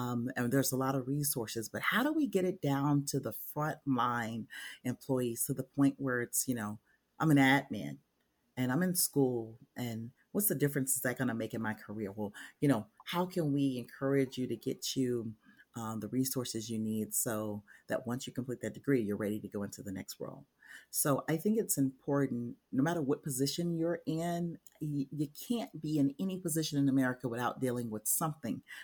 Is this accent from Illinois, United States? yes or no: no; Memphis, Tennessee, United States; I grew up in Memphis, Tennessee